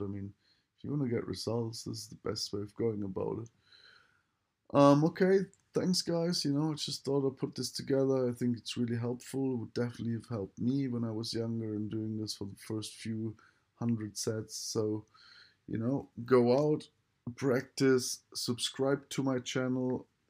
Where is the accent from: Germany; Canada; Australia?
Germany; I just use German 'cause I am German